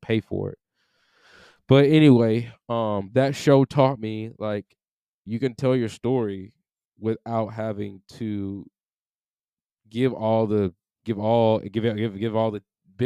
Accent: United States; I'm American too

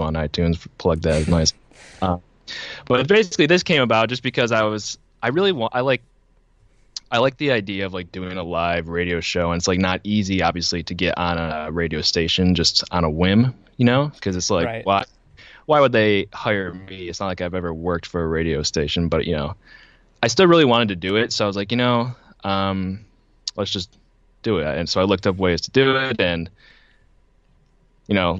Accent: Buffalo, New York, United States; I am from Buffalo, New York

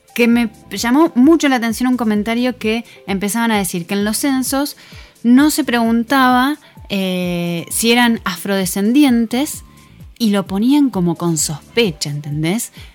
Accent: Argentina; Somos argentinos

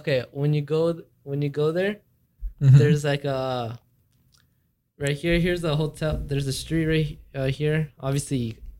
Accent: California, United States; I'm from California.

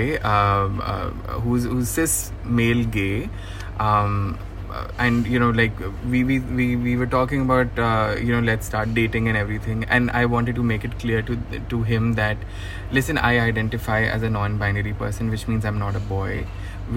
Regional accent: India; we come from India and land of Kama Sutra

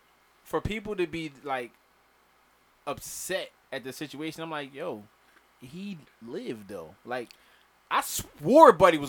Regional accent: Philadelphia, Pennsylvania, United States; I'm from West Philly.

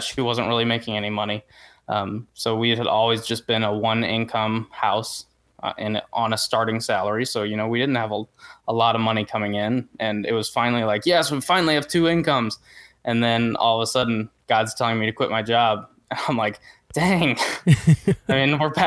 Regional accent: St. Louis, Missouri, United States; I'm from the St. Louis, Missouri area.

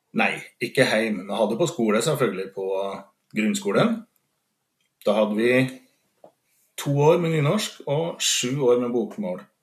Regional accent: Steinkjer, Trøndelag, Norway; accent: Trøndersk; Som sagt så er jeg jo trønder. Jeg kommer fra Steinkjer i Nord-Trøndelag

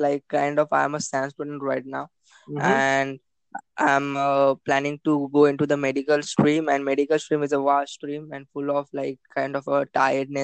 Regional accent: Mumbai, Maharashtra, India

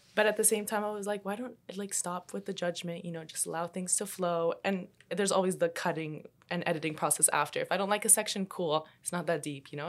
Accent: Canada; also born or lived in Colombia; even though I was born in Colombia, I still moved to Canada when I was, like, two years old.

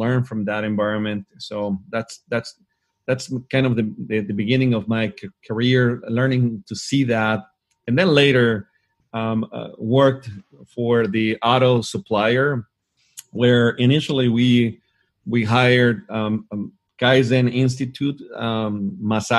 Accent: Hermosillo, Sonora, Mexico; I had the opportunity to work inside a Ford Motor Company here in my hometown in Hermosillo, Mexico.

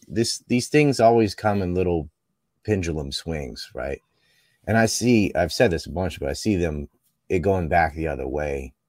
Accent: Cape Hatteras, North Carolina, United States; I'm from Cape Hattersalem

